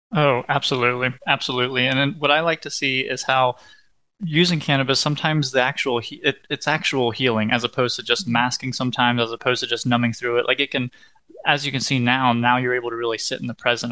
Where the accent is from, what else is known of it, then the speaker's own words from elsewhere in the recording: West Virginia, United States; I'm from West Virginia